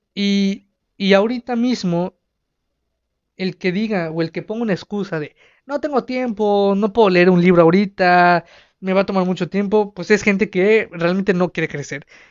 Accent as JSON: {"language": "Spanish", "country": "Mexico", "said": "Aquí en, en mi país, en México"}